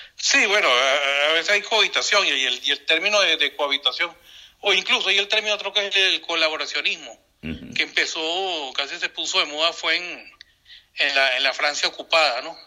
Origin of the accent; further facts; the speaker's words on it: Venezuela; todos los venezolanos